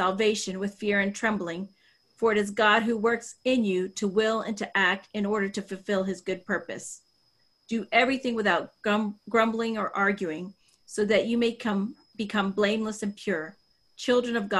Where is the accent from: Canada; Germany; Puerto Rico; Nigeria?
Puerto Rico; We're Puerto Rican descent. I was born in Puerto Rico, but biracial